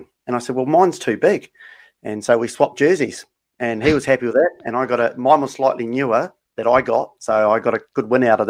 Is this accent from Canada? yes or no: no; New Zealand; getting back to my hometown in New Zealand